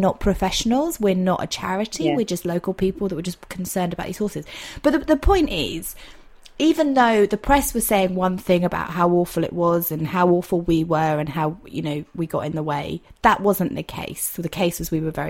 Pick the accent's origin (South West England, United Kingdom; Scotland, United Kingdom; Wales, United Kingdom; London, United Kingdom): South West England, United Kingdom; Dorset; I'm from Dorset